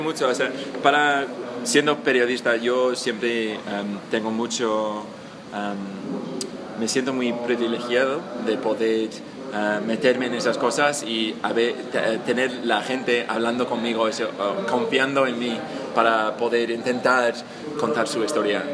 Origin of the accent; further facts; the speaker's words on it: England, United Kingdom; Spanish is a second language; soy inglés, eh, estudié el español hace tiempo ya en la universidad